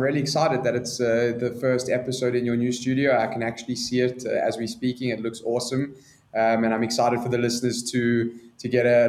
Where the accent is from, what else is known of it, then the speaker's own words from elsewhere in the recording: Johannesburg, Gauteng, South Africa; I was born and raised in Johannesburg. I still live here.